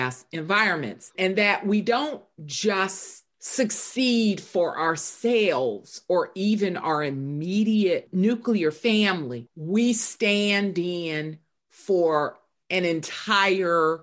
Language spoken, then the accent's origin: English; the South, United States; growing up in the South